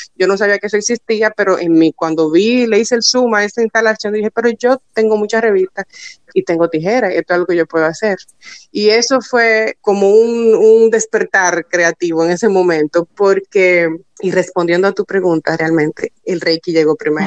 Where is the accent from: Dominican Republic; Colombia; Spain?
Dominican Republic; soy mujer dominicana